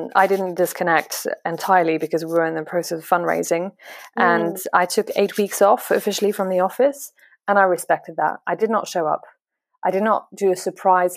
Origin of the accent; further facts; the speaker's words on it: France; English is a second language; now in London, United Kingdom; I'm French